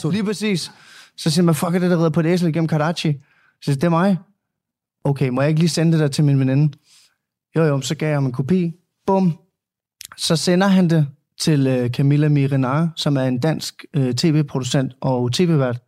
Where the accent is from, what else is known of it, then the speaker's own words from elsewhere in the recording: Denmark; så er jeg vokset op i Danmark